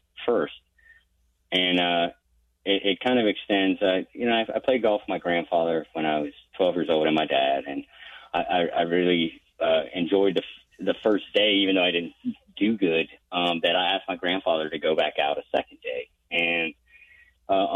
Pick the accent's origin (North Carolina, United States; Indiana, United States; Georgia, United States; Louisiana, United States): North Carolina, United States; Charlotte; born or raised there